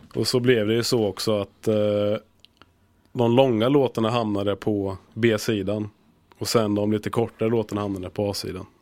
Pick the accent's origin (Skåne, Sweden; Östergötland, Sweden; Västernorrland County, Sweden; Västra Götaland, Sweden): Östergötland, Sweden; Linköping; now in Gothenburg, Sweden; Jag kommer från Östergötland, Linköping